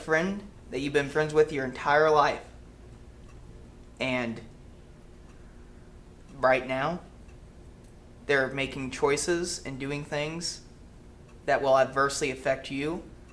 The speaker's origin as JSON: {"language": "English", "town": "Bolivar", "region": "Missouri", "country": "United States", "tie": "born or raised there", "also_born_or_lived": "Springfield, Missouri", "said": "I grew up in Bolivar my entire life."}